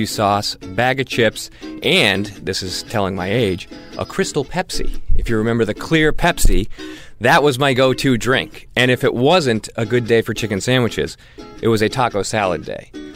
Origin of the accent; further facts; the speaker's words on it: New Hampshire, United States; I am from New Hampshire